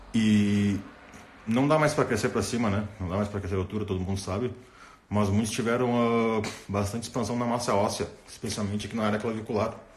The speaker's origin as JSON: {"language": "Portuguese", "region": "Rio Grande do Sul", "country": "Brazil", "said": "sou, sou do Rio Grande do Sul, cara, sou gaúcho"}